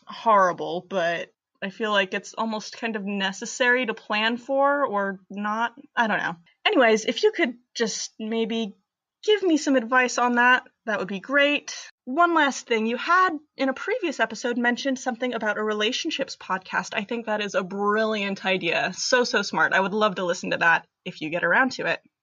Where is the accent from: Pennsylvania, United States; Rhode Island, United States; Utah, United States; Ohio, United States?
Pennsylvania, United States; Bethlehem; I'm from Bethlehem, Pennsylvania